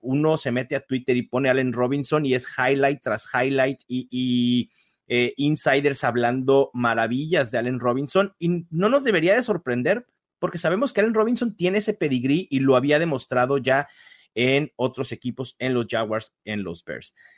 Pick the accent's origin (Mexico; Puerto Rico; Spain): Mexico; aquí en México